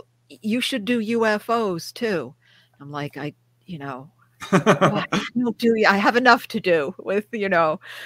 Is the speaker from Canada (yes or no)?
no; Rockland County, New York, United States; I grew up in Rockland County, New York, small county